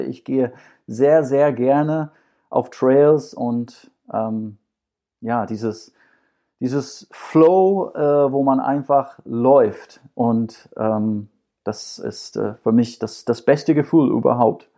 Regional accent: Scotland, United Kingdom; German is a second language; now in Düsseldorf, Germany; Als Schotte

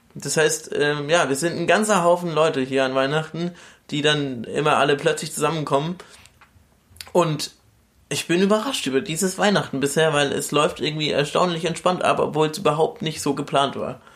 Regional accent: Bamberg, Bavaria, Germany; now in Cologne, Germany; aus meiner Heimat in Bamberg

